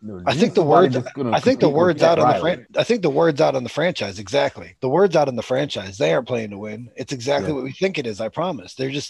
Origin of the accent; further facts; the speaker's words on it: New York, United States; Like, I'm from New York. You know, like they just support. Hey, I'm from New York.